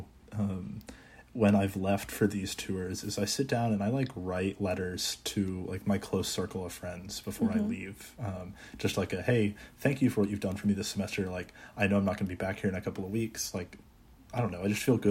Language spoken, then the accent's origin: English; Texas, United States; also born or lived in Maryland; I'm from Texas originally, so I say back home in Texas